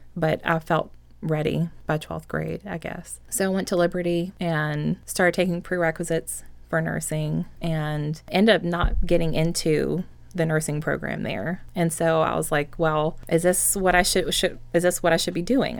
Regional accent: Enon, Virginia, United States; I grew up in Enon, so it's like right outside of Chester, um, between like Chester and Hopewell, like right on the river.

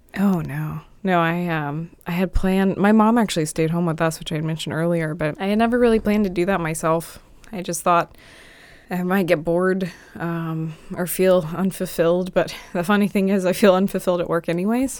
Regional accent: Dinwiddie, Virginia, United States; growing up in Dinwiddie where H O As don't exist

